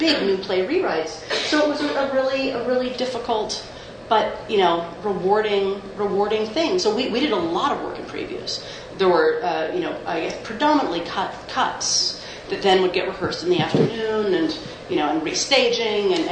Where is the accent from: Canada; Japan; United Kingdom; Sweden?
Canada; there's also part of me that is like a Canadian WASP